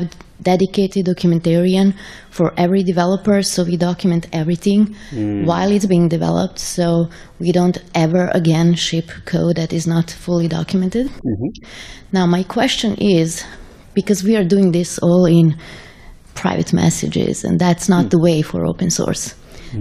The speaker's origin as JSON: {"language": "English", "country": "Serbia", "said": "I'm from Serbia"}